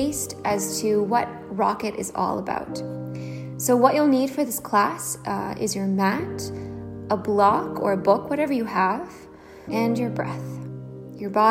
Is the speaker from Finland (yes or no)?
no; Nova Scotia, Canada; now in Copenhagen, Denmark; I'm currently living in Copenhagen, Denmark, but I'm originally from Nova Scotia, Canada.